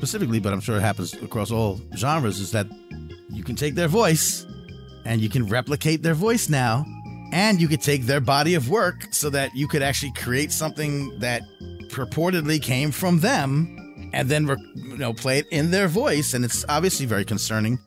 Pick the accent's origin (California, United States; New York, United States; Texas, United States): New York, United States; now in Southern United States; we're from New York